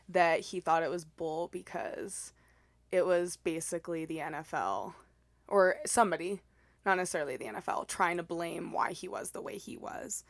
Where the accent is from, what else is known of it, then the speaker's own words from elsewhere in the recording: El Paso, Texas, United States; I'm from El Paso, Texas